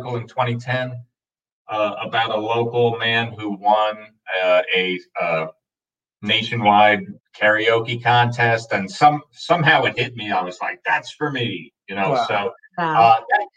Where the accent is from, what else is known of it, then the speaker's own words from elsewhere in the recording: New England, United States; moved away as an adult; also born or lived in Seattle; I'm originally from New England